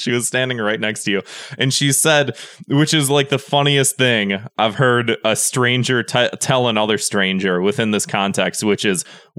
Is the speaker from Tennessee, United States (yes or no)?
no; Boston, Massachusetts, United States; I'm from Boston.